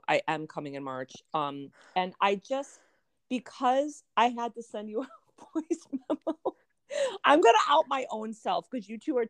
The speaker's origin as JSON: {"language": "English", "town": "Chicago", "region": "Illinois", "country": "United States", "accent": "Chicago", "said": "my Chicago accent, my nasal."}